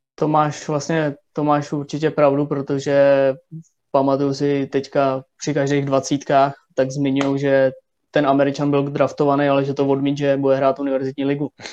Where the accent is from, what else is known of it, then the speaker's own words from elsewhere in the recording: Mladá Boleslav, Central Bohemian Region, Czechia; když jsem byl malý tady v Boleslavi